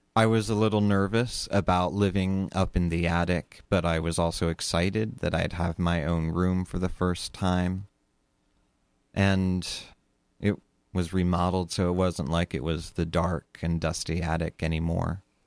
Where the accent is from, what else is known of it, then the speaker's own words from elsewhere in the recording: Sussex County, Delaware, United States; I grew up in Sussex County, Delaware, also known as Slower Lower Delaware